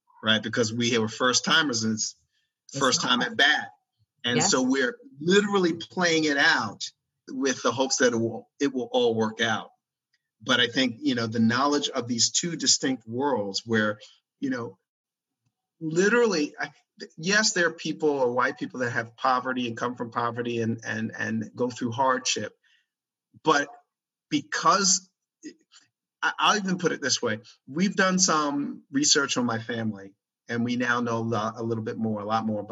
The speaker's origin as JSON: {"language": "English", "region": "Maryland", "country": "United States", "tie": "born or raised there", "said": "when I grew up in Maryland"}